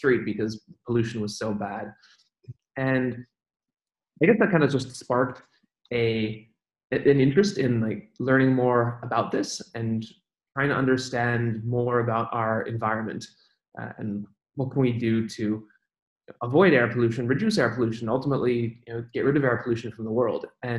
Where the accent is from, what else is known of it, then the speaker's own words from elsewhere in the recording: Switzerland; moved away; also born or lived in Beijing, China; I grew up in Switzerland